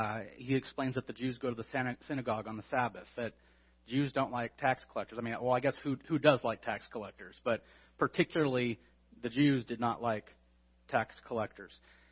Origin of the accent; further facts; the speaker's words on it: California, United States; growing up in California and going to school in California for 5 years, being in an arid place